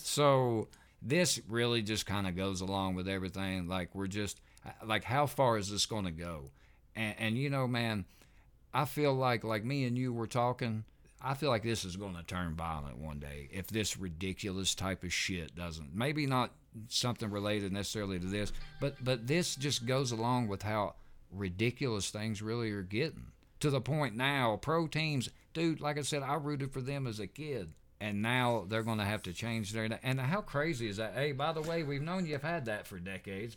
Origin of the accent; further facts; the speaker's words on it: the South, East Tennessee, United States; we're from the South, living here in East Tennessee.